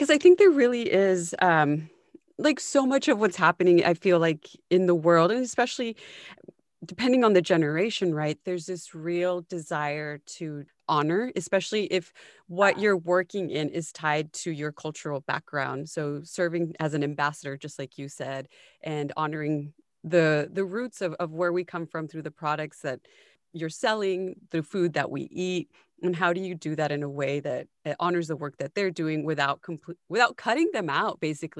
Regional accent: United States; we grew up in the States

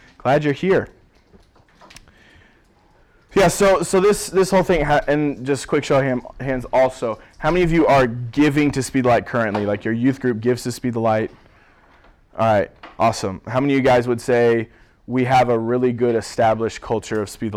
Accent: Springfield, Missouri, United States; moved away as an adult; now in Cleveland, United States; I'm originally from Springfield, Missouri

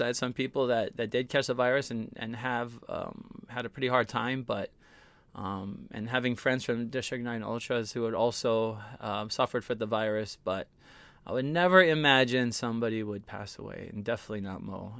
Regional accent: Hawaii, United States; I'm from Hawaii

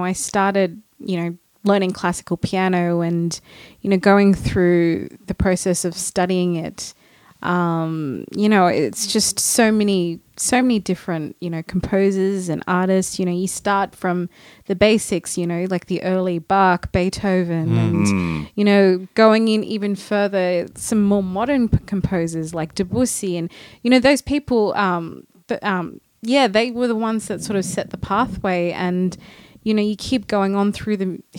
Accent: Sydney, New South Wales, Australia; moved away as an adult; now in Los Angeles, United States; I'm from Australia, Sydney.

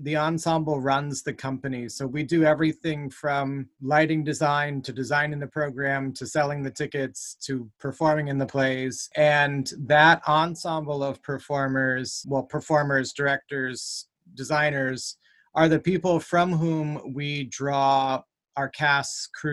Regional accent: New Ipswich, New Hampshire, United States; also born or lived in Ohio / Massachusetts; now in Manchester, United States; I grew up in New Ipswich, New Hampshire, and went to school in Jaffrey.

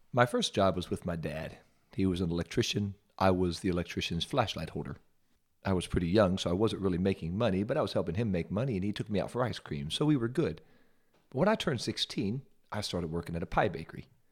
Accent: Ohio, United States; I'm from Ohio

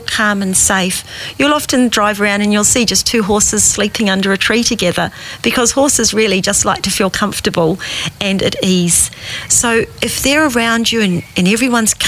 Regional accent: South Island, New Zealand; growing up in New Zealand, in the South Island, English family. I was the only one born in New Zealand

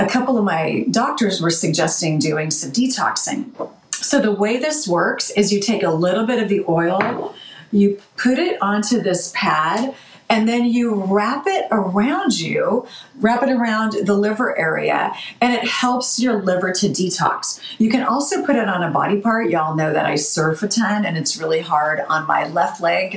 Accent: Chico, California, United States; now in Washington, United States; my hometown of Chico, California

